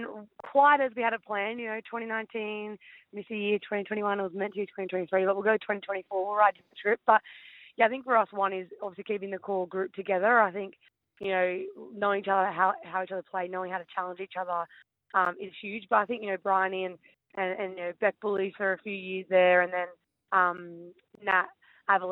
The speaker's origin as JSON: {"language": "English", "town": "Penrith", "region": "New South Wales", "country": "Australia", "tie": "born or raised there", "said": "I grew up in Penrith"}